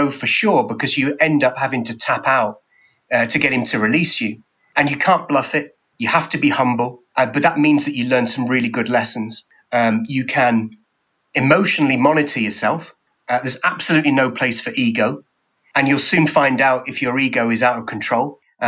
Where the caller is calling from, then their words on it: England, United Kingdom; I'm speaking here from England.